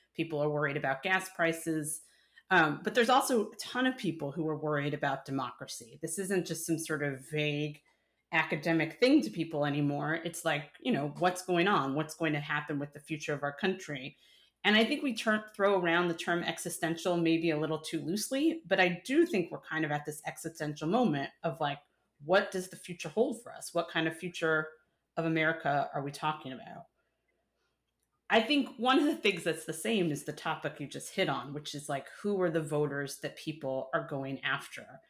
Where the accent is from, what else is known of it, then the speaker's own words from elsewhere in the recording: New York, United States; moved away; The New Yorker in me, Mike. I'm not a New Yorker anymore, but the New Yorker in me